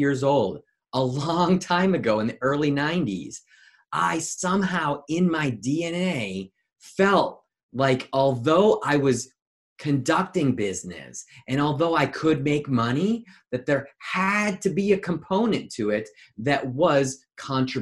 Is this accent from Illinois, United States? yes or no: yes; Chicagoland area, Illinois, United States; I grew up predominantly in the Chicagoland area. I grew up in the outskirts about 30, 45 minutes west of Chicago in a small suburb.